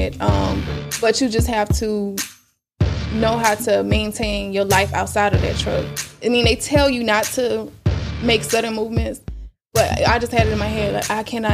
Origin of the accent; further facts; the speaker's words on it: Kingstree, South Carolina, United States; moved away as an adult; now in Charlotte, United States; My mom moved to a little small town in South Carolina called King Street.